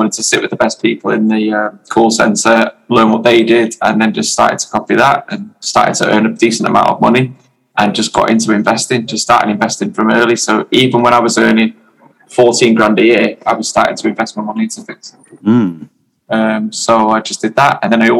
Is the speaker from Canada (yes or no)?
no; Wales, United Kingdom; also born or lived in Germany; While my family, so I was born in Germany. While my family lived in Germany, I went to boarding school in North Wales.